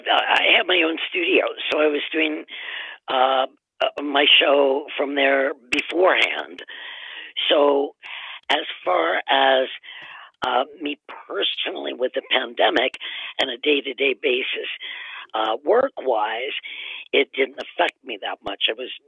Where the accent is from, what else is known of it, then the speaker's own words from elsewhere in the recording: Cleveland, Ohio, United States; also born or lived in Massachusetts; Well, my dad, I moved with my mom and dad. I'm an only child, and he got a position in Cleveland, and we moved there.